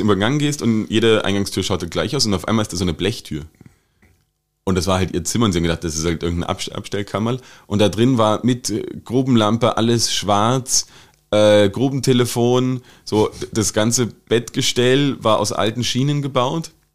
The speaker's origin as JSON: {"language": "German", "country": "Germany", "moved": "yes", "lives_now": "Austria"}